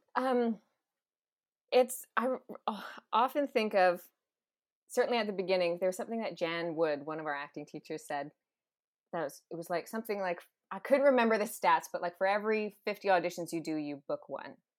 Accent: West Coast, Canada; now in Toronto, Canada; growing up on the West Coast too, like, being in L

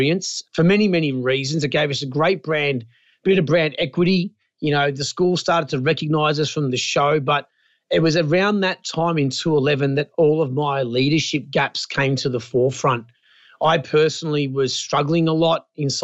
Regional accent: Wonthaggi, Victoria, Australia; played it all my life as a kid in my hometown of Wonthaggi, a big sporting town in southern Victoria.

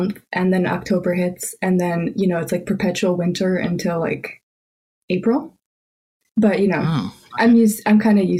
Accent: Toronto, Ontario, Canada; English is a second language; also born or lived in Albania / Ann Arbor, Michigan; So I was born in Albania. I'm a first generation immigrant. My family immigrated to Canada when I was five or six. And I was raised in Toronto, hence being like familiar with cold weather.

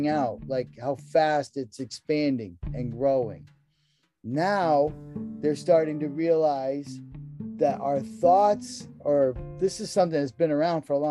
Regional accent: New England, United States; moved away; I was raised in New England, like beef and potatoes

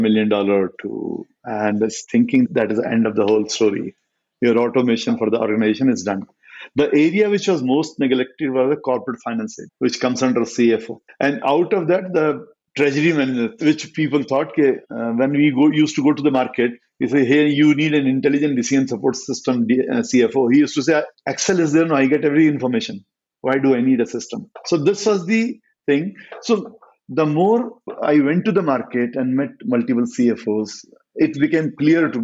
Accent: Meerut, Uttar Pradesh, India; born and brought up in Meerut

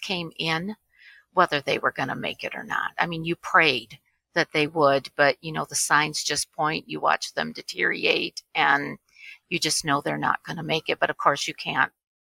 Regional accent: Michigan, United States; I was born and raised in Michigan

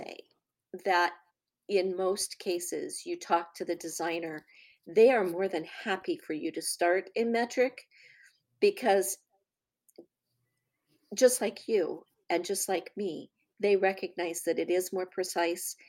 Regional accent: United States; as an American

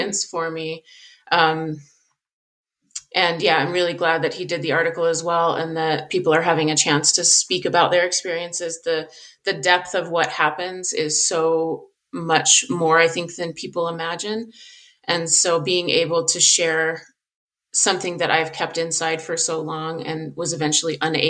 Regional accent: Southern Colorado, United States; I grew up in Southern Colorado. I live in Colorado now

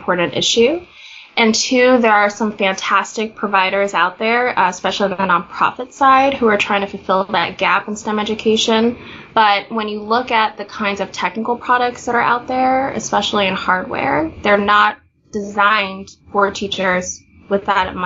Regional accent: Kansas, United States; But I grew up in Kansas

